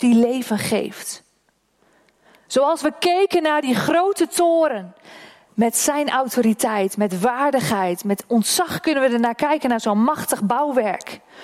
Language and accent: Dutch; Oldehove, Groningen, Netherlands; Dat is mijn geboortedorp. Die toren staat in Oldhoven.